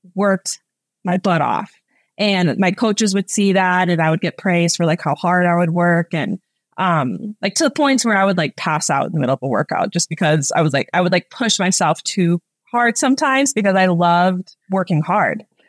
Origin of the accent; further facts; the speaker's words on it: Minnesota, United States; I am originally from Minnesota. I grew up with three younger siblings. Um, we grew up in the great outdoors